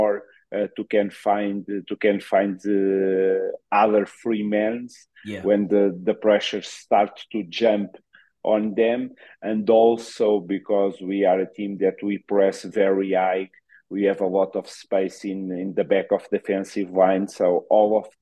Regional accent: Queluz, Lisbon, Portugal; English is a second language; moved away as an adult; now in Ecuador; I'm from Queluz. It's a city close to Sintra in Lisbon.

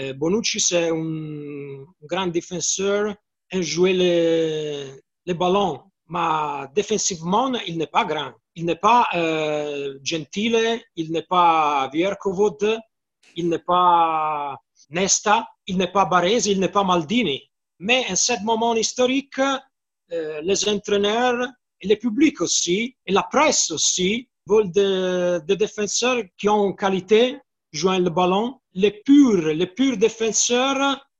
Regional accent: Florence, Tuscany, Italy; French is a second language; Je suis de Firenze. Hein la ville de la Fiorentina

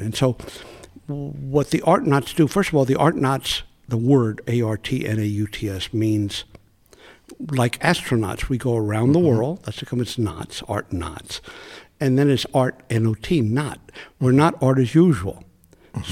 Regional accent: United States; I'm Mexican American, living in the United States, born in the U.S.

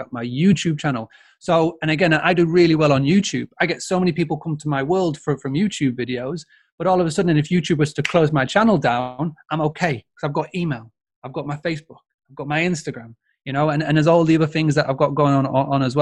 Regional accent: Yorkshire and the Humber, United Kingdom; I'm a Yorkshireman

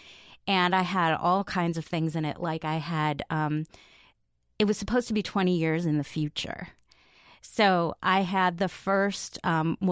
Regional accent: Chicago, Illinois, United States; moved away; I grew up in the suburbs on the southern side of the city, a little bit close to Indiana.

